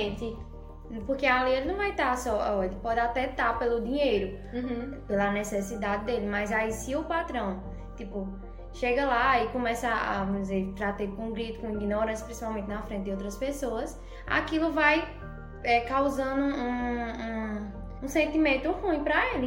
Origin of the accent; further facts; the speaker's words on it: Serra Talhada, Pernambuco, Brazil; also born or lived in São Paulo; eu também nasci em São Paulo, só que eu sou completamente nordestina, porque com meus quatro meses de nascido, a gente veio para a Serra. E aí, desde então, moramos aqui em Serra Talhada